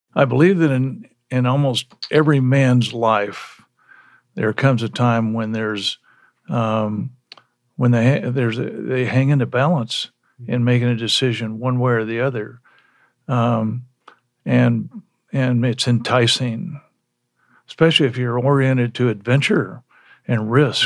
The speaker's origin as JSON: {"language": "English", "town": "Lawrence", "region": "Kansas", "country": "United States", "tie": "born or raised there", "said": "I was born in Lawrence. Uh, my dad was a KU, was a professor"}